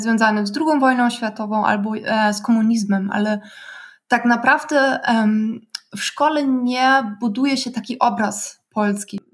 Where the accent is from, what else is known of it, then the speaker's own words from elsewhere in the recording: Berlin, Germany; ja pochodzę z Berlina